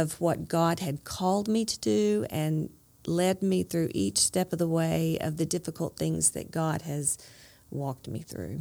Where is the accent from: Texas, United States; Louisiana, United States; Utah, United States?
Texas, United States; Dallas; also born or lived in Hope, Arkansas; I grew up in Dallas